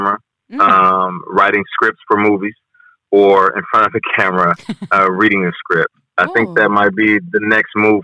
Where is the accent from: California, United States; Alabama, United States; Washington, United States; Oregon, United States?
Washington, United States; Seattle; now in New York, United States; I'm from Seattle